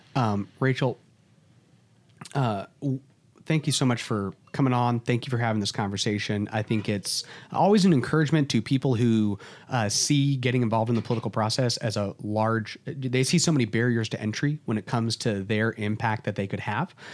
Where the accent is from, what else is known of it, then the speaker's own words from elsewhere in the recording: Texas, United States; as a Texan